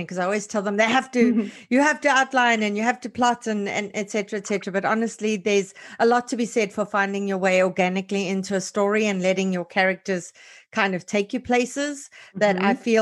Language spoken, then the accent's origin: English; South Africa; as a South African